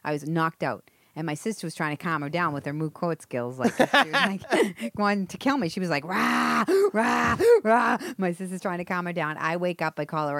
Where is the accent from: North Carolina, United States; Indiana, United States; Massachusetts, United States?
Massachusetts, United States; Boston; moved away; I'm from Marblehead, right? Savin Hill, which is a neighborhood inside of Dorchester.